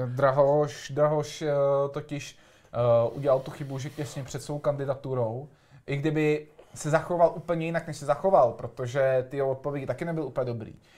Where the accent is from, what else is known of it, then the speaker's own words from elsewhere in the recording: Prague, Czechia; vyrůstal jsem na Dolním Žižkově